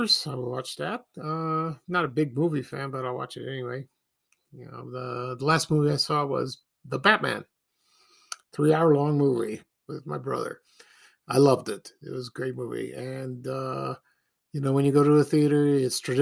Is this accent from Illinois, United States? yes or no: yes; Chicago, Illinois, United States; when I was growing up in Chicago